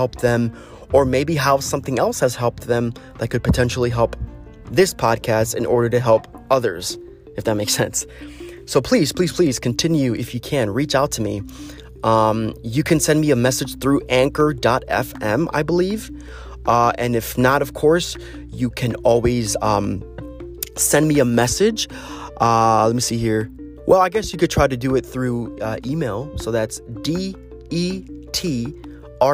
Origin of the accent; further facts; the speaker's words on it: United States; As an American